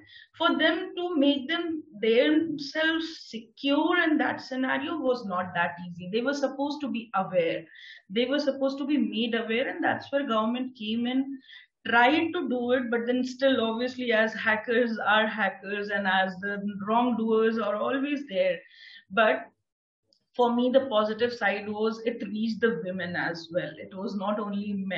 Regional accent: India

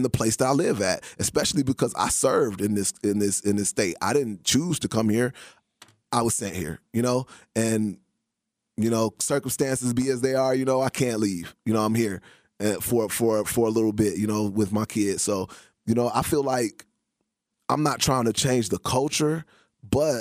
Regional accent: Chicago, Illinois, United States; now in Salt Lake City, United States; I'm from Chicago

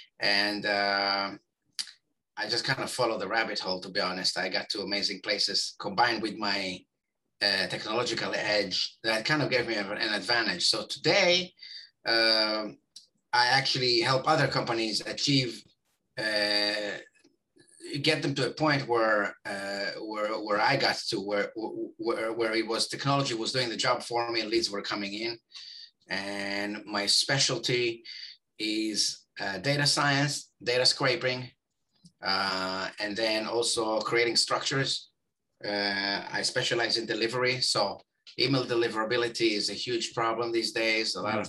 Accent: Israel; born there; And I was born in Israel, home of the system circumventers.

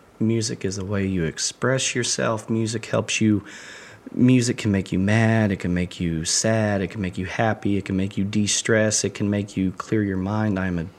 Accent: United States; I wouldn't have 90% of the friends I do in Lagodi, because I came from Lawrence County. I didn't know anybody when I moved here.

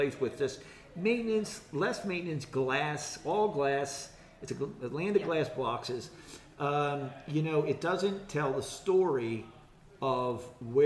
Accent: Philadelphia, Pennsylvania, United States; also born or lived in Quakertown, Pennsylvania; I'm right here from Philadelphia area. I was born in Philadelphia and raised in the area.

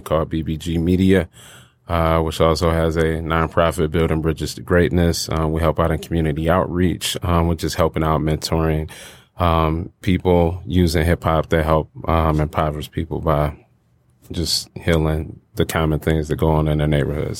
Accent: Detroit, Michigan, United States; I am a rapper from Detroit, battle rapper

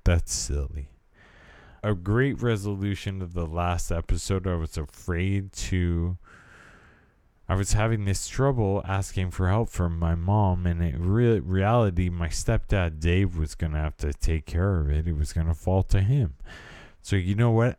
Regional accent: California, United States; I am from California and I was raised in the eighties

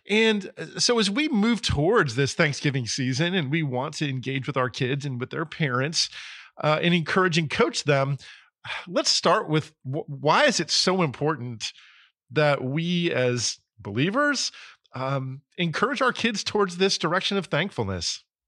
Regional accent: New Jersey, United States; moved away; I grew up in New Jersey

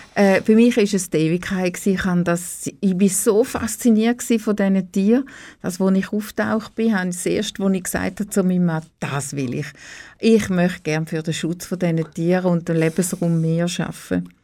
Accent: Oberuzwil, St. Gallen, Switzerland; also born or lived in Niederuzwil; Ich bin in äh, Oberutzwil ähm, aufgewachsen

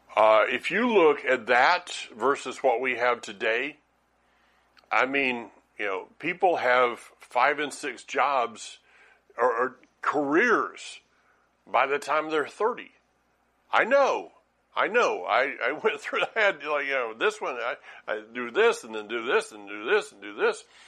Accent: Franklin, North Carolina, United States; Franklin, North Carolina

